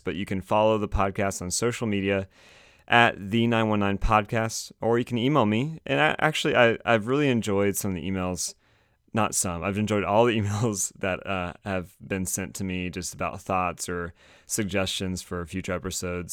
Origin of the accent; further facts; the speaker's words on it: Raleigh, North Carolina, United States; I'm from Raleigh